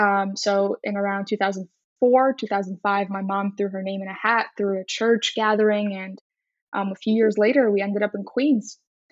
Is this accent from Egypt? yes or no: yes; Egypt; Like I said, I'm from Egypt, so I look at the world in a very different way than somebody who is from the U.S. or Tennessee or Mississippi.